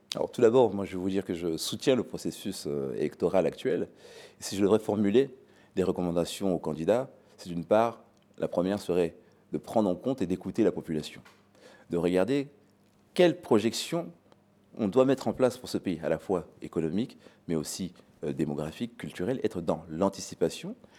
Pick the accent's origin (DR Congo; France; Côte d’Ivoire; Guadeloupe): DR Congo; moved away; mon pays d'origine